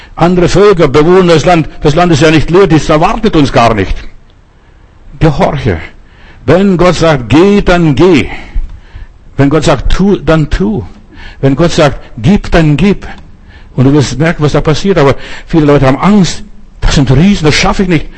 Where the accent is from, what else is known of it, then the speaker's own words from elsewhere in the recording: Germany; Wir als Deutsche haben unsere Geschichte gehabt mit dem Holocaust